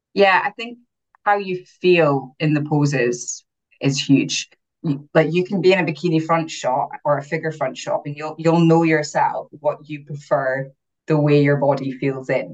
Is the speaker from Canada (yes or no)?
no; Aberdeen, Scotland, United Kingdom; First show was in Aberdeen, so my hometown